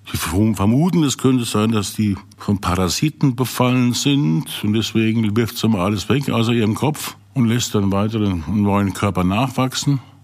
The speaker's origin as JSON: {"language": "German", "region": "Rhineland-Palatinate", "country": "Germany", "moved": "yes", "said": "bin ja Pfälzer"}